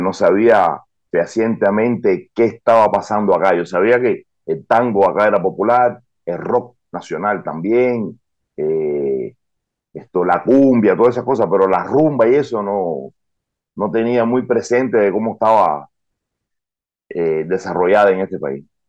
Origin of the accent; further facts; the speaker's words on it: Cuba; now in Argentina; yo nací en Cuba